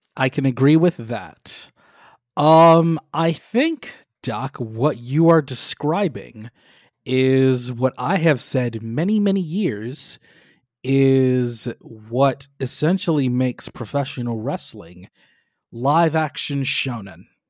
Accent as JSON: {"language": "English", "town": "Detroit", "region": "Michigan", "country": "United States", "tie": "born or raised there", "said": "my hometown of Detroit, Michigan"}